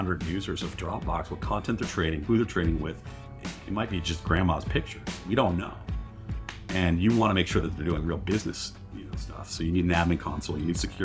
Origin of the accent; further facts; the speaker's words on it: Western New York, United States; moved away as an adult; now in Bay Area, United States; Growing up in New York, in Western New York.